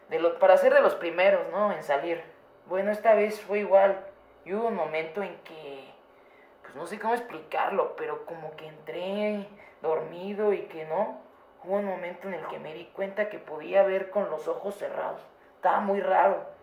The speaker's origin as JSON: {"language": "Spanish", "town": "Texcoco", "region": "State of Mexico", "country": "Mexico", "said": "Yo soy de Texcoco y ella es de Chimalhuacán."}